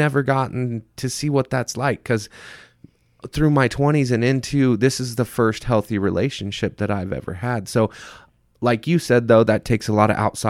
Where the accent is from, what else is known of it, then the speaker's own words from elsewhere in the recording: Mesa, Arizona, United States; And then I saw her hanging out with all of the friends that I was from Mesa.